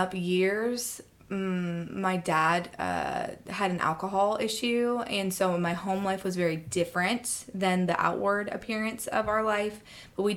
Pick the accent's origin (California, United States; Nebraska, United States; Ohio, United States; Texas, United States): Ohio, United States; I grew up in Ohio